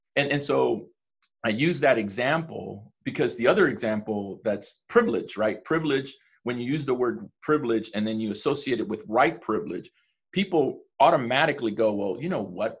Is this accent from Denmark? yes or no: no; El Salvador; I'm from El Salvador.